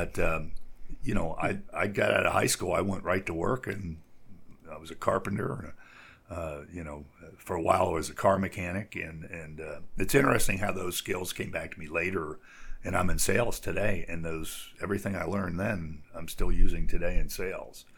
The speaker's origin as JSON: {"language": "English", "country": "United States", "said": "as an American"}